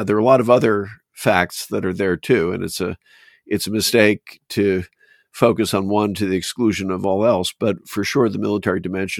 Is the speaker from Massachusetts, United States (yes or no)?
yes; Boston, Massachusetts, United States; So I think some of it stemmed from growing up in Boston, where I had a keen fascination with colonial history